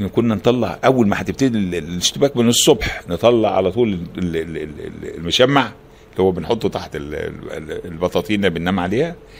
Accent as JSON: {"language": "Arabic", "town": "Alexandria", "region": "Alexandria Governorate", "country": "Egypt", "said": "احنا من الاسكندريه"}